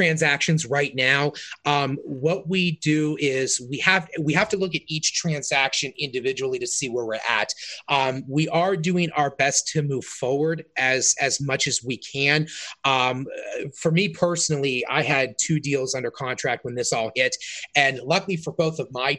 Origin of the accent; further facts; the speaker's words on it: South Fayette, Pennsylvania, United States; now in Canonsburg, United States; My wife and I grew up in South Fayette, she grew up in Cannonsburg, and now we live in Cannonsburg